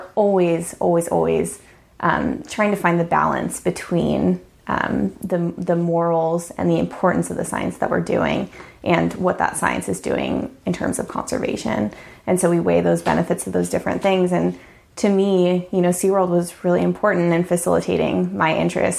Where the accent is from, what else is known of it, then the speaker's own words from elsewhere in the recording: San Diego, California, United States; moved away; also born or lived in Alaska; I grew up in San Diego, California.